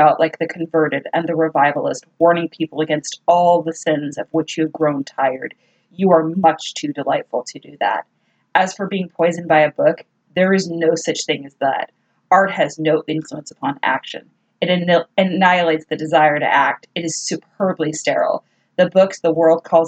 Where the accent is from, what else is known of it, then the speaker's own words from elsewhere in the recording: Texas, United States; we're from Texas